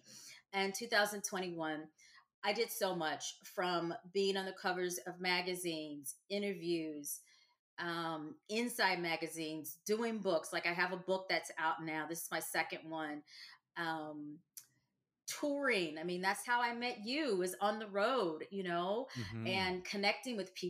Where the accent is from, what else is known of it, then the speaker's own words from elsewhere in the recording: Louisiana, United States; moved away as an adult; also born or lived in the South; I am now living back in my home state. I am in the boot, and I am living in New Orleans